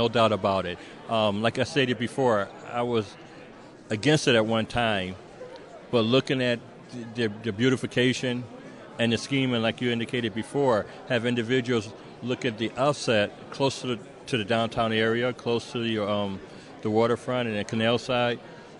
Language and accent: English; Buffalo, New York, United States; Born and raised in Buffalo.